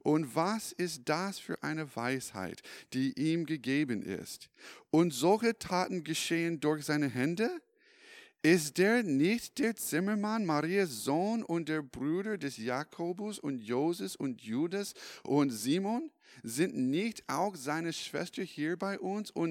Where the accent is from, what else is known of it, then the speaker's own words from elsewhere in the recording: California, United States; German is a second language; now in Europe; Ich komme ursprünglich aus den USA. Vielleicht hast du das in meiner in meine Akzent bemerkt und nämlich Kalifornien ich komme aus Kalifornien. Ich bin in 2011 äh, nach äh, Europa gezogen.